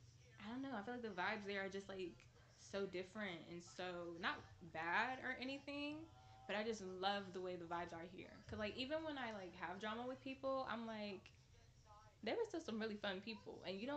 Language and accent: English; Richmond, California, United States; also born or lived in Antioch; But I would say I'm from Richmond.